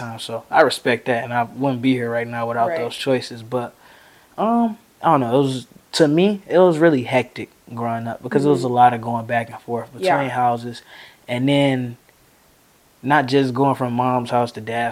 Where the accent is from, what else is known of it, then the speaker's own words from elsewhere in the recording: Detroit, Michigan, United States; I'm from Detroit, Michigan